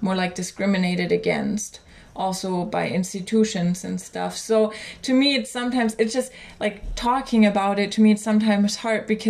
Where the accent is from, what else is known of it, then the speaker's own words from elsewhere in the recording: Germany; I'm from Germany